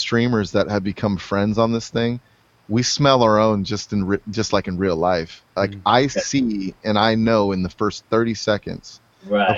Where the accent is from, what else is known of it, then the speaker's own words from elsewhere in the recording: US–Mexico border, United States; I grew up on the Mexico border.